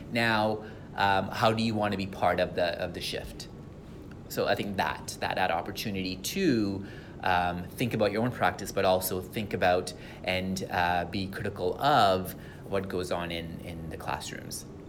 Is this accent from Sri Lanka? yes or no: yes; Sri Lanka; English is a second language; now in Canada; come from Sri Lanka